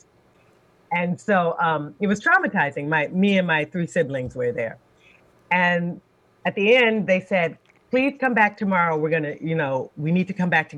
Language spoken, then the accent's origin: English; Washington, District of Columbia, United States; also born or lived in Ann Arbor, Michigan; I'm from Washington, D.C. is where I grew up.